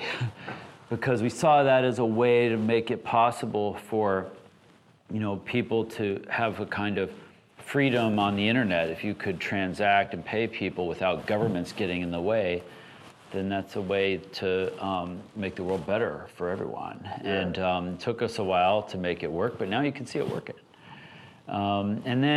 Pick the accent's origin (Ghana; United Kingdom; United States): United States; Alaska; I grew up in Alaska